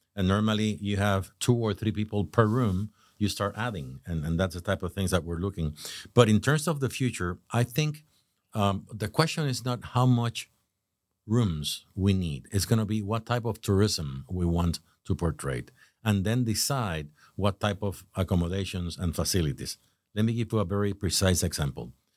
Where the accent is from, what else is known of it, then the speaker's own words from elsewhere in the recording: Puerto Rico; moved away as an adult; now in Jupiter, United States; I was born in Puerto Rico